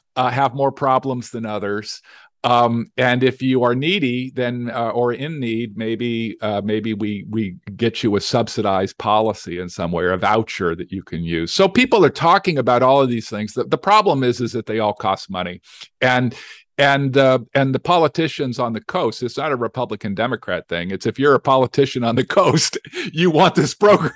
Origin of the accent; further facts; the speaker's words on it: Las Vegas, Nevada, United States; I'm from Las Vegas, Nevada